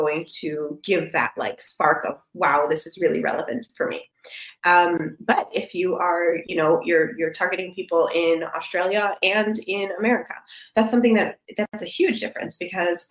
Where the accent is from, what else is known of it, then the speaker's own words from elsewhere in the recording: Michigan, United States; I'm from Michigan